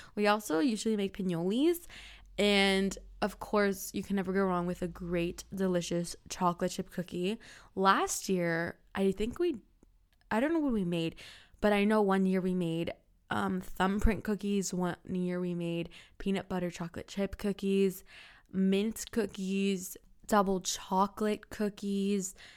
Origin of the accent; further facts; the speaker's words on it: Florida, United States; I'm from Florida, and Florida is so hot. We don't get snow.